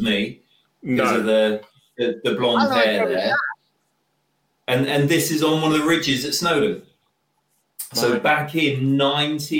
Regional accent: Horrabridge, South West England, United Kingdom; accent: Devon; moved away; also born or lived in Nottingham; I was born in Nottingham, but brought up in Devon. So out a little village called Horrobridge, right out on the moors near Tavistock

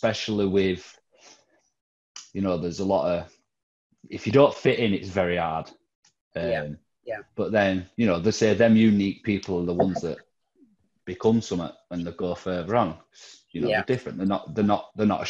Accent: Leeds, Yorkshire and the Humber, United Kingdom; I'm from Leeds originally

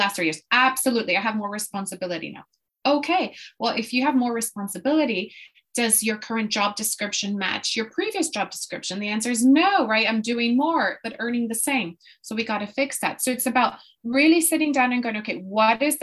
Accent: Puerto Rico; moved away as an adult; also born or lived in Boston, United States; now in London, United Kingdom; I am actually from Puerto Rico in the Caribbean. And so I was born and raised there.

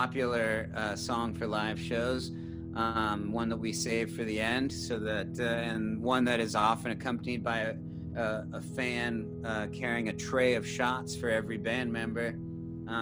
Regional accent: San Francisco, California, United States; I'm a musician from San Francisco

